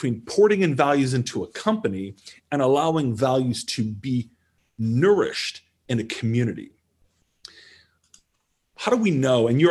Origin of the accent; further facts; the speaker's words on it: Canada; moved away; I'm Canadian